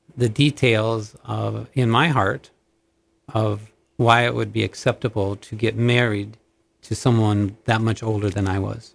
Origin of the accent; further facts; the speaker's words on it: Minnesota, United States; moved away as an adult; also born or lived in Montana; thirty miles from my hometown, there was actually a telephone training two-year course